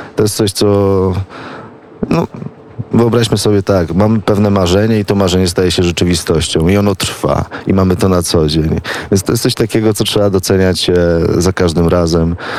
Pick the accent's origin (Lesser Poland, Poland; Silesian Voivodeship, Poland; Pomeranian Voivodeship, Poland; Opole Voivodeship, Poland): Pomeranian Voivodeship, Poland; Gdańsk; moved away as an adult; now in Kraków, Poland; Ja jestem z, pół, z północy, z Gdańska